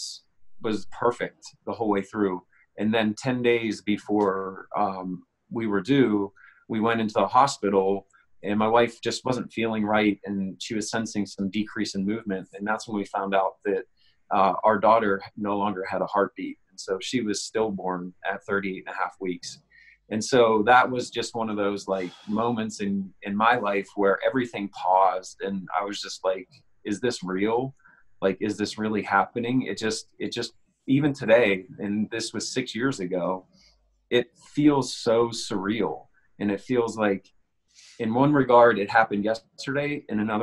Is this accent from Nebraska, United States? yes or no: no; Pittsburgh, Pennsylvania, United States; I'm from Pittsburgh, Pennsylvania, in the United States